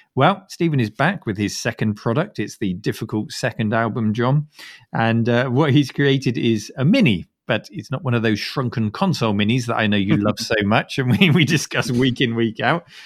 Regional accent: United Kingdom; as a Brit

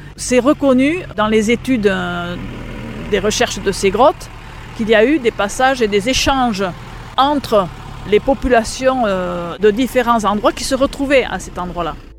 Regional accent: Biarritz, Nouvelle-Aquitaine, France; moved away as an adult; now in Saint-Martin-d'Arberoue, France; je ne suis pas native de Saint-Martin-d'Arberou, je suis native de Biarritz. Donc, je suis une fille, entre guillemets, de la côte.

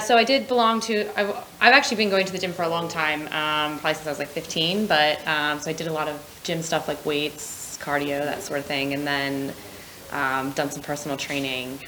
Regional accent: United States; moved away as an adult; also born or lived in Scotland; now in London, United Kingdom; I'm from America.

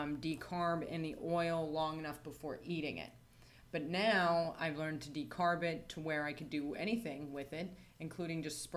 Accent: United States; moved away; I'm from America

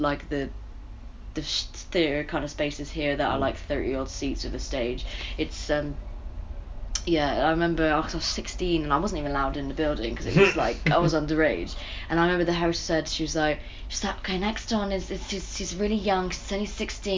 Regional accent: Bristol, South West England, United Kingdom; I'm from Bristol

